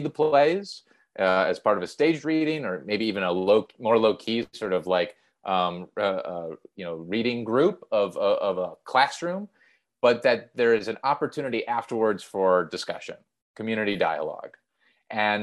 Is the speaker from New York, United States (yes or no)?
no; Milwaukee, Wisconsin, United States; we grew up in Milwaukee, Wisconsin